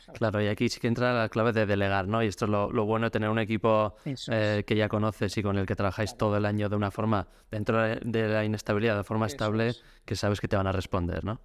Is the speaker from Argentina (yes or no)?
no; Pamplona, Navarre, Spain; soy de Pamplona, en Navarra